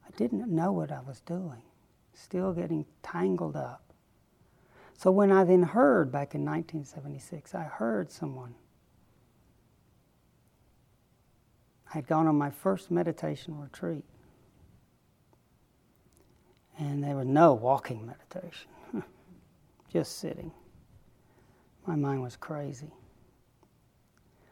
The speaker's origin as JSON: {"language": "English", "town": "Chattanooga", "region": "Tennessee", "country": "United States", "tie": "born or raised there", "said": "Growing up in Chattanooga, Tennessee, I was regularly informed we were going to hell"}